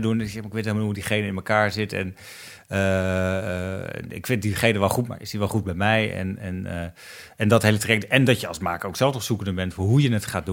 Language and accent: Dutch; Netherlands; wij als Nederlanders, als Nederlands makers